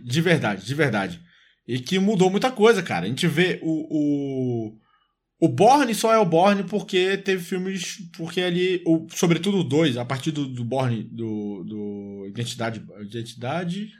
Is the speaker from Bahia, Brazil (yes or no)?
yes; Salvador, Bahia, Brazil; na minha infância, é, também lá em Salvador